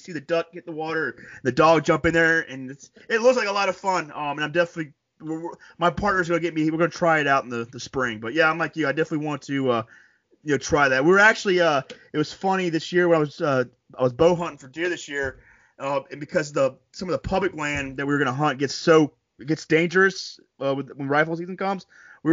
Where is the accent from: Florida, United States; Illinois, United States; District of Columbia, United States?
Florida, United States; now in New York, United States; I tell people I'm a New Yorker now, but like, I'm from Florida